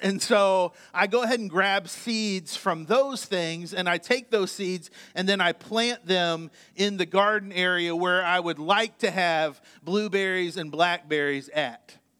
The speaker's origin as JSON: {"language": "English", "region": "Indiana", "country": "United States", "tie": "born or raised there", "moved": "yes", "said": "I was born in Indiana"}